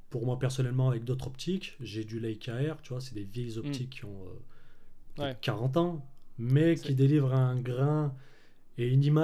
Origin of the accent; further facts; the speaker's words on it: Clermont-Ferrand, Auvergne-Rhône-Alpes, France; Alors moi, là-bas, je suis de, bah, de Clermont-Ferrand.